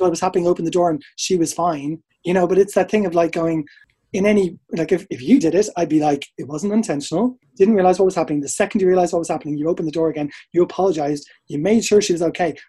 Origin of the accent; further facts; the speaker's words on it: Dublin, Leinster, Ireland; moved away as an adult; also born or lived in England; now in United Kingdom; So I'm from Ireland. You could probably tell that. Um, from Dublin. I moved over here in 2002